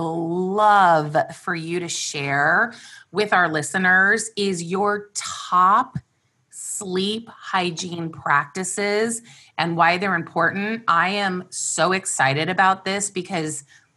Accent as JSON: {"language": "English", "region": "California", "country": "United States", "tie": "born or raised there", "said": "I grew up in California. I've been here my whole life"}